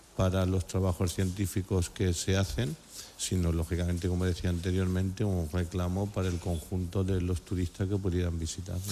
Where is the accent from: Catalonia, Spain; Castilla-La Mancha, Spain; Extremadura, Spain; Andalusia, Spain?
Castilla-La Mancha, Spain; Valdepeñas; mi pueblo